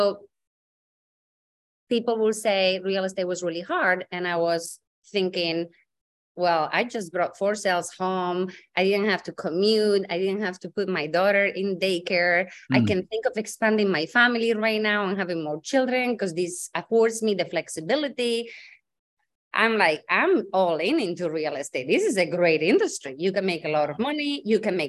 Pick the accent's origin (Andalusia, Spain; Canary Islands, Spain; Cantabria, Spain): Cantabria, Spain; Santander; English is a second language; also born or lived in Dublin, Ireland / London, United Kingdom; now in Massachusetts, United States; I'm originally from Spain, born and bred in on the north side of Spain, a small town called Santander